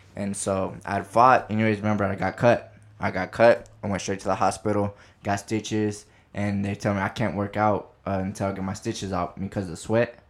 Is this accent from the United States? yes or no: yes; Midland, Texas, United States; moved away as an adult; now in California, United States; born and raised in Midland, Texas, and I graduated from Midland High